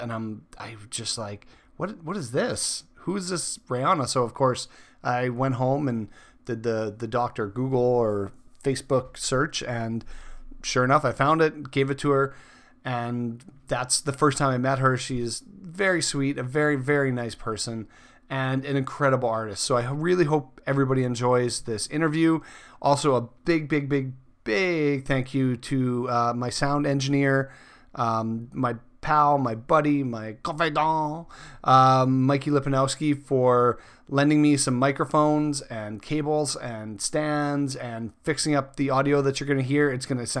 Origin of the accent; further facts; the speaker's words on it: Saskatchewan, Canada; moved away as an adult; I mean, like growing up, I grew up in Saskatchewan.